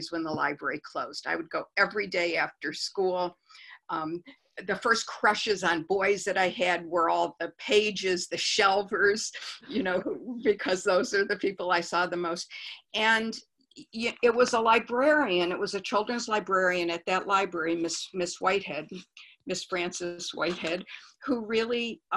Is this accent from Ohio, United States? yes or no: no; Detroit, Michigan, United States; I grew up in Detroit, Michigan, so I'm a upper Midwest kind of gal.